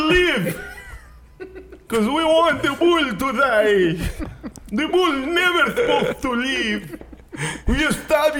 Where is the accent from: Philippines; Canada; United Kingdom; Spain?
Spain; English is a second language; like I am from Spain.